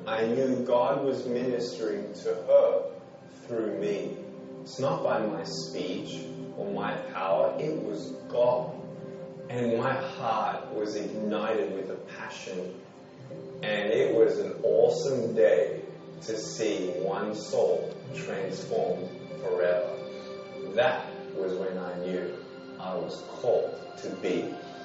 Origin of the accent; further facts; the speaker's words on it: Melbourne, Victoria, Australia; I was born in Melbourne, Australia, 1982